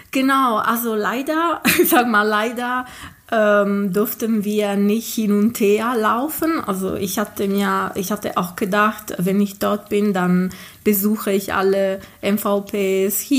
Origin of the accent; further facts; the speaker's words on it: Ghilarza, Sardinia, Italy; German is a second language; ich bin äh, Italienerin und komme aus Sardinien äh, ursprünglich. Also meine, ähm, aus einem kleinen Dorf, ähm, das heißt Gilarza